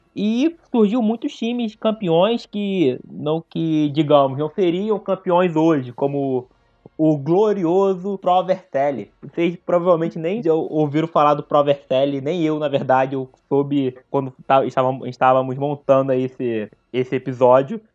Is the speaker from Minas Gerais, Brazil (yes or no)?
no; Nova Iguaçu, Rio de Janeiro, Brazil; Sou da Baixada Fluminense, de Nova Iguaçu